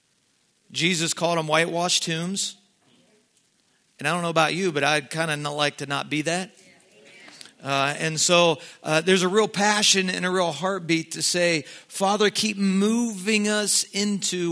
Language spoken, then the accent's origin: English; Southeast Ohio, United States; I'm from Southeast Ohio. I think we live off of deer hunting